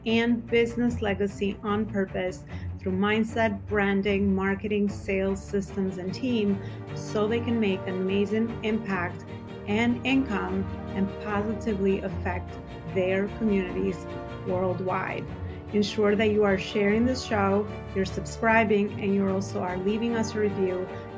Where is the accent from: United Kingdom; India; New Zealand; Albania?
Albania; now in New York, United States; I'm natively Albanian, based out of New York.